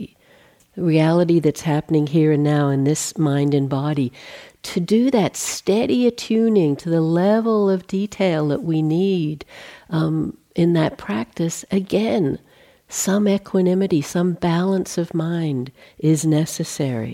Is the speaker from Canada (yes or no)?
no; Australia; moved away as an adult; I'm Australian, in case you pick up a weird kind of inflection, that's what that is. I left in 1980 and haven't been back to live there since, so spent more time out of the country than